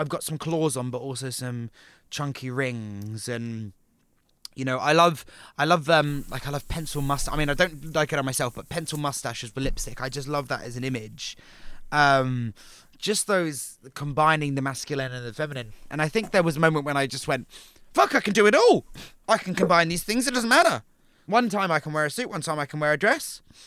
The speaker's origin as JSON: {"language": "English", "town": "Portsmouth", "region": "South East England", "country": "United Kingdom", "tie": "born or raised there", "also_born_or_lived": "Brighton", "moved": "yes", "said": "I moved from Portsmouth to Brighton"}